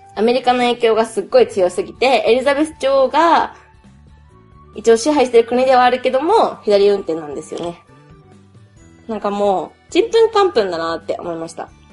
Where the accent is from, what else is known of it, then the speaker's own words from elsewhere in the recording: Japan; I'm Japanese